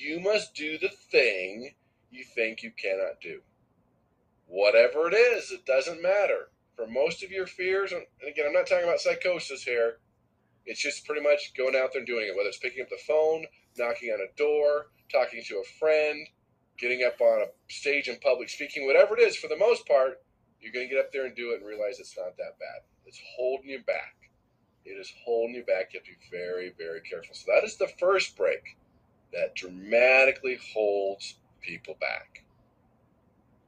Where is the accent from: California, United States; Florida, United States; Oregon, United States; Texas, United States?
California, United States; Southern; moved away; I grew up in Southern California